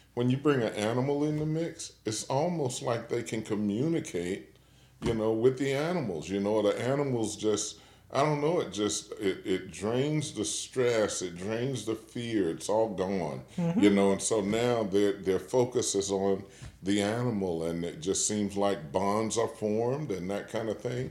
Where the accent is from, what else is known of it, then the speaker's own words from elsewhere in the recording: Washington, District of Columbia, United States; now in Kalamazoo, United States; I grew up in Washington, D.C.